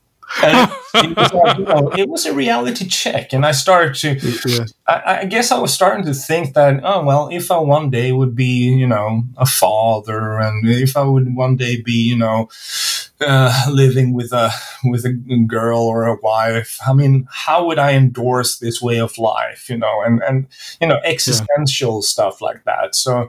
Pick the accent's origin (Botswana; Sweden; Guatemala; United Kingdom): Sweden; So I'm not from Stockholm, but you know, I can identify